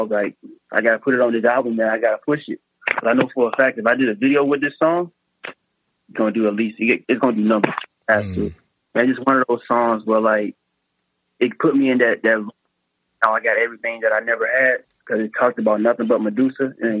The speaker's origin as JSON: {"language": "English", "town": "Henderson", "region": "North Carolina", "country": "United States", "tie": "born or raised there", "moved": "yes", "said": "He's a producer back in my hometown. He's probably one of the best producers in Henderson, North Carolina."}